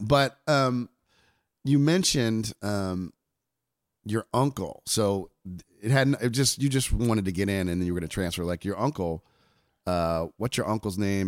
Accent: New Jersey, United States; I'm from New Jersey

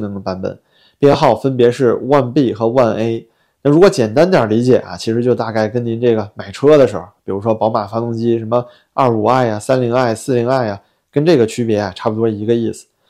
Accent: China; 作为中国人

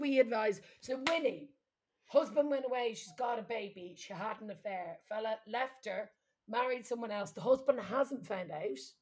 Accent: Midlands, Ireland; accent: flat Midlands; moved away; we're from the Midlands, so it's like very flat accents.

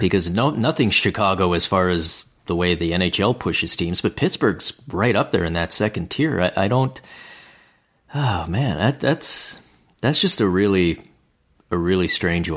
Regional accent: Canada; as a Canadian

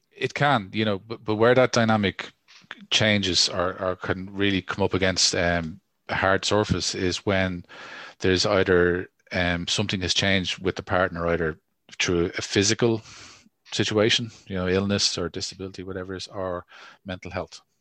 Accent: Ireland; as Irish people

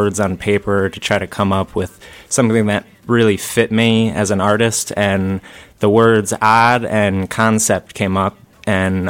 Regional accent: Guilderland, New York, United States; I grew up in Gilderland. Yep, Westmere Elementary.

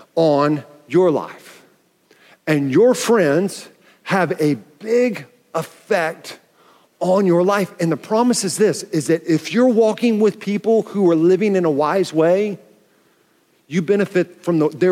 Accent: Oklahoma City, Oklahoma, United States; also born or lived in Tulsa; When I was going into fourth grade and my sister was going into seventh grade, I realized how big this deal was, because my dad got transferred and we moved from Tulsa to Oklahoma City

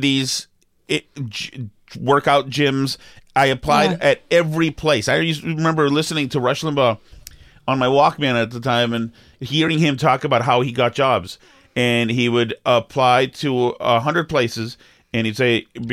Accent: Winchester, Massachusetts, United States; I was from Winchester

